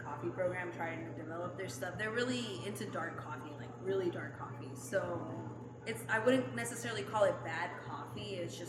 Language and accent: English; Utah, United States; accent: Utah; now in Long Beach, United States; My Utah accent comes out.